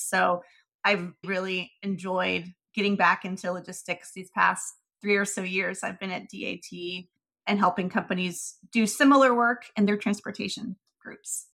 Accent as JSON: {"language": "English", "town": "Marietta", "region": "Georgia", "country": "United States", "tie": "born or raised there", "said": "I grew up in Marietta, suburb of Atlanta"}